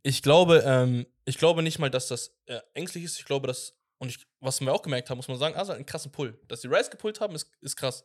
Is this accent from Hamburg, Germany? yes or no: yes; Hamburg, Germany; ich bin Hamburger